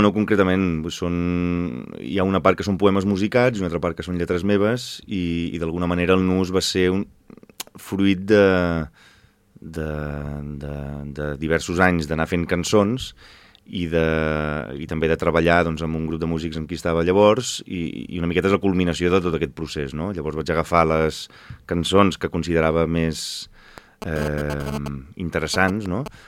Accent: Valencia, Valencian Community, Spain; now in Arenys, Spain; jo sóc nascut a València

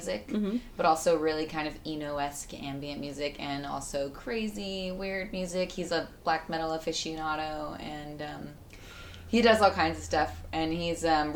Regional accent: Northern California, United States; I'm from Northern California

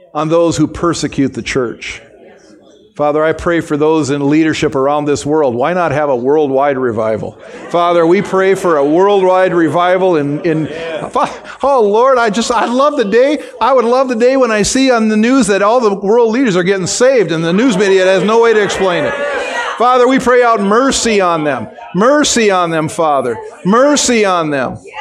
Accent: United States; as an American

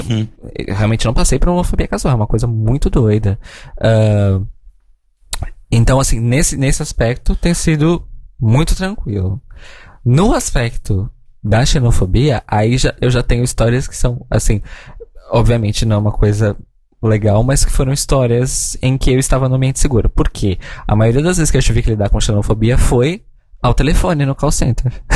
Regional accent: São Paulo, Brazil; moved away as an adult; now in Portugal; Ah, sim, sou de São Paulo

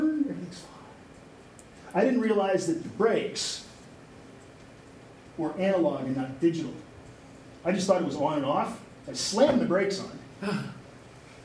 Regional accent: Canada; I played hockey as a kid, but I'm Canadian

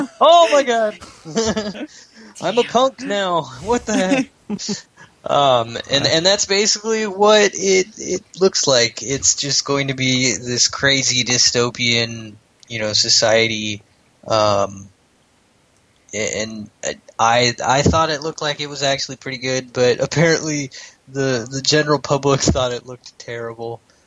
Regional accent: United States; I'm an American

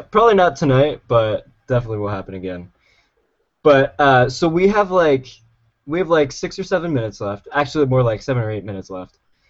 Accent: Pennsylvania, United States; moved away as an adult; now in California, United States; I grew up my entire life in Pennsylvania, middle of a cornfield surrounded by Amish. I was probably raised by Amish people.

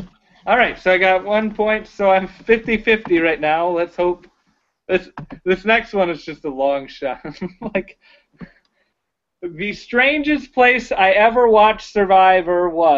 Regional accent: the South, United States; I grew up in the South

